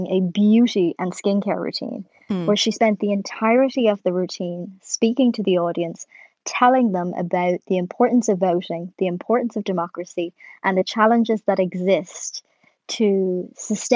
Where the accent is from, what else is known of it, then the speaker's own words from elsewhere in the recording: Ireland; as an Irish person